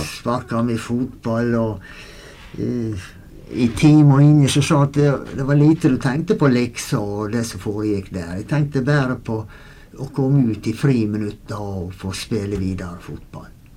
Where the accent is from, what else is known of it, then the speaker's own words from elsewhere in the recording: Goksøyr, Møre og Romsdal, Norway; Vi vokste opp ute i Goksøyra